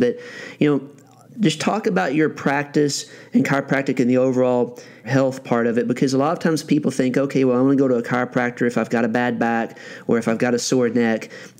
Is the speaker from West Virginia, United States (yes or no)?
no; Western Kentucky, United States; also born or lived in Marshall County, Kentucky; I grew up in Western Kentucky